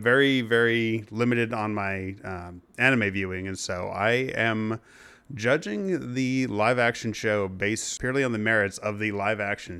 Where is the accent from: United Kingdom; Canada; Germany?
Canada; It was, because, you know, I'm Canadian.